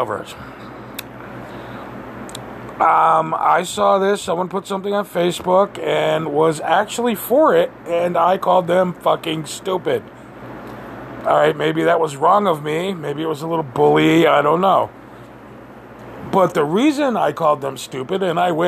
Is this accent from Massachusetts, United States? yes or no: yes; Western Massachusetts, United States; I'm from Western Massachusetts